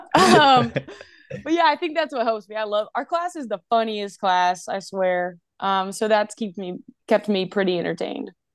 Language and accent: English; Asheville, North Carolina, United States; moved away as an adult; also born or lived in Indiana; now in Alabama, United States; I am from Asheville, North Carolina.